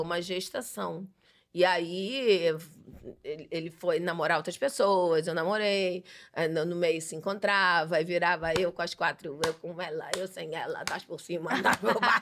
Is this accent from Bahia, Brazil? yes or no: yes; Bahia, Brazil; moved away as an adult; Eu nasci, passei por vários lugares e com 11 anos minha família se mudou para Bahia. Então, eu sou baiana de adolescência, não de nascença